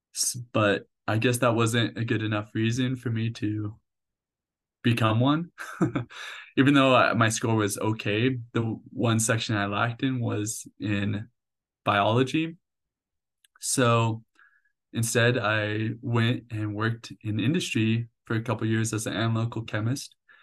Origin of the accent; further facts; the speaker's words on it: Puyallup, Washington, United States; moved away as an adult; also born or lived in Albuquerque, New Mexico; now in Orem, United States; I lived there for eighteen years all my life growing up there